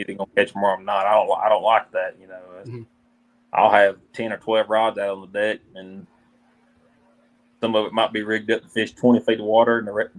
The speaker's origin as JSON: {"language": "English", "region": "Alabama", "country": "United States", "said": "I'm from Alabama"}